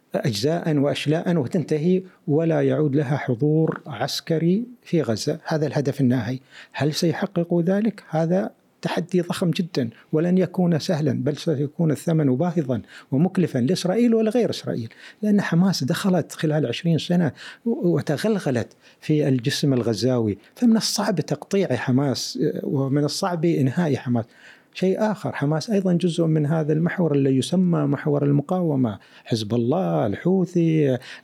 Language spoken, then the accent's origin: Arabic; United Arab Emirates